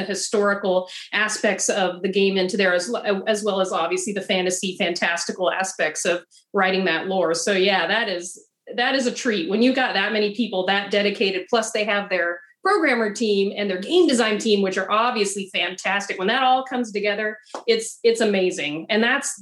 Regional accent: Idaho, United States; moved away as an adult; now in Oregon, United States; I live in Oregon. I'm a transplant, though. I'm originally from Idaho, and I lived in the semi-arid desert.

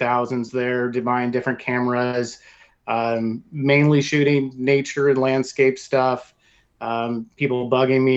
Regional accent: Oregon, United States; pretty much born and raised in the Pacific Northwest, or really in Oregon, in different cities

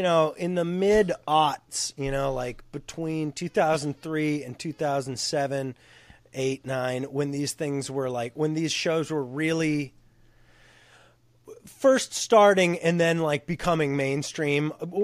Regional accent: West Coast, United States; Bryce and I grew up on the West Coast.

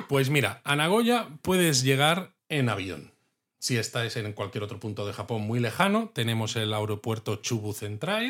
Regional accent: Spain; a los que somos de España

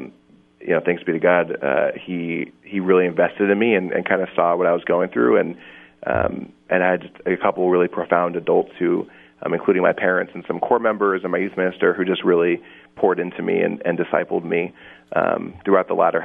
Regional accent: Northern California, United States; now in Chicago area, United States; We grew up in Northern California

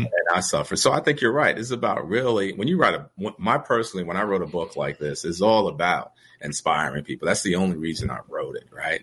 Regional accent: New York City, New York, United States; also born or lived in Brooklyn; It's literally a mile away from where I grew up in the projects.

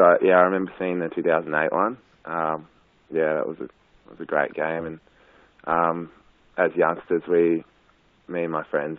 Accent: Wangaratta, Victoria, Australia; also born or lived in Melbourne; So I grew up in Wangaratta. Went to school here. So pretty much spent most of my life here.

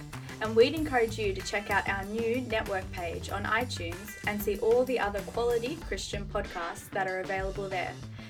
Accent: Rooty Hill, New South Wales, Australia; I grew up in Rudy Hill, you know, but it is a beautiful area.

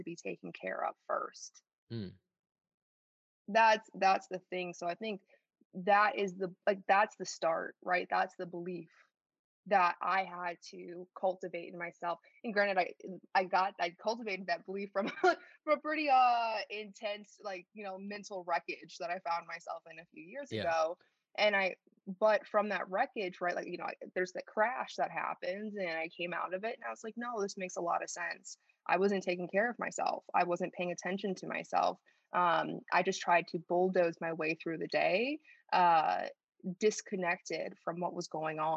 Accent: Schaumburg, Illinois, United States; accent: Chicago; moved away as an adult; also born or lived in Chicago, United States / Paris, France; I grew up in a suburb of Chicago called Schaumburg, Illinois

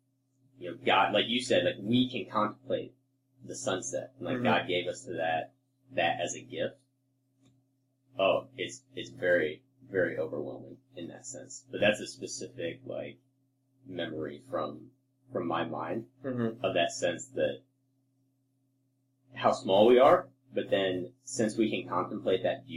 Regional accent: United States; we grew up in, you know, the U.S.

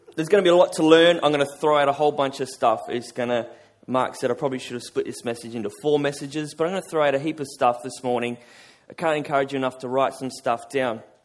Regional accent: Albany, Western Australia, Australia; I'm from Albany. Uh, it's about four hours south of here.

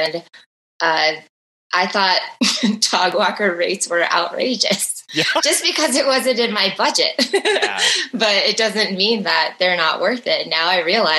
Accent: Midwest, United States; moved away; We're both originally from the Midwest

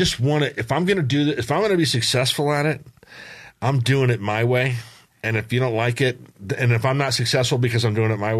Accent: San Diego, California, United States; growing up in San Diego when we moved there in 1964.

